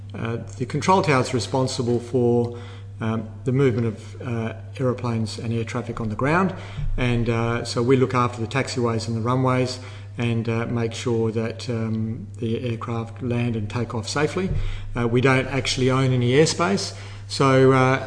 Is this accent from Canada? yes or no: no; Gosnells, Western Australia, Australia; We grew up in Gosnells, which is to the east of Perth.